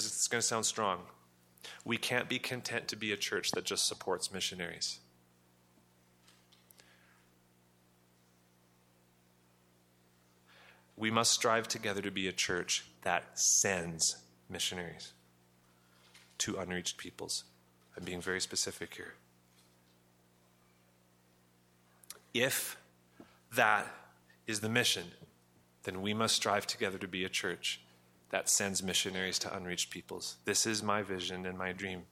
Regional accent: Western Canada, Canada; I'm a white Canadian. I grew up here in Western Canada, surrounded by mostly white people

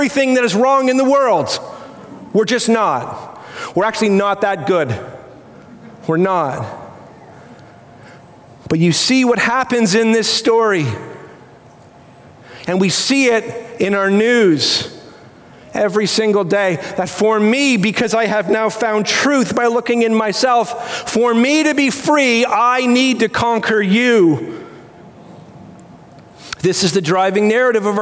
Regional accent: Canada; as a Canadian

